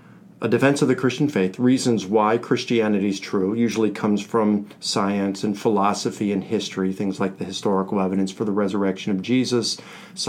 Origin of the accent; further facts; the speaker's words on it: Baltimore, Maryland, United States; moved away as an adult; also born or lived in Northern Virginia / Virginia Beach; now in Atlanta, United States; I'm from Baltimore